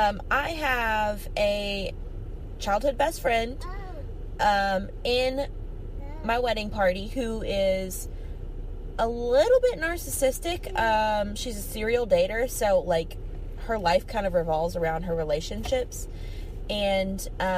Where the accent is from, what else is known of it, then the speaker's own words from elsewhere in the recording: Kentucky, United States; I'm from Kentucky in the United States of America.